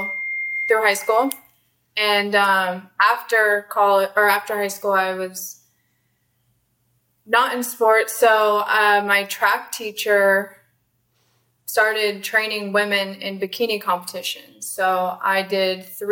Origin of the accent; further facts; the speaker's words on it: Arizona, United States; also born or lived in California; born in California, raised in Arizona